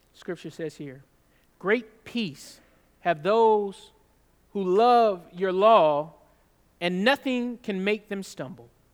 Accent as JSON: {"language": "English", "region": "California", "country": "United States", "tie": "born or raised there", "also_born_or_lived": "Georgia", "moved": "yes", "said": "I'm, I was raised in California"}